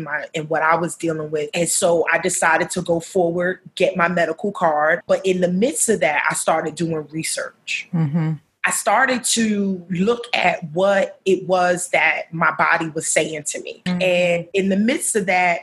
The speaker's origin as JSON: {"language": "English", "town": "New York City", "region": "New York", "country": "United States", "tie": "born or raised there", "moved": "as an adult", "lives_now": "Baltimore, United States", "said": "I am also a New Yorker. I hail from Harlem, which is the upper side, I like to call it, of Manhattan. That's where my roots were laid"}